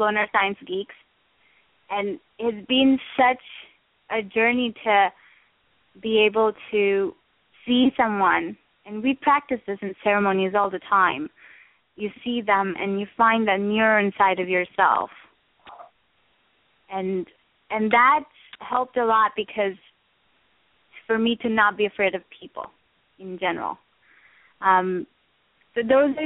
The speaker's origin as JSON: {"language": "English", "country": "India", "tie": "born or raised there", "said": "I grew up in India"}